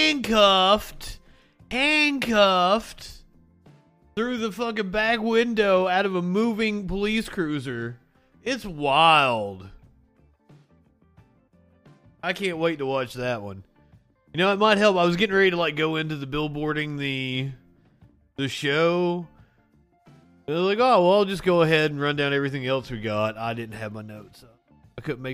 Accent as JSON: {"language": "English", "region": "the South", "country": "United States", "said": "I'm from the South."}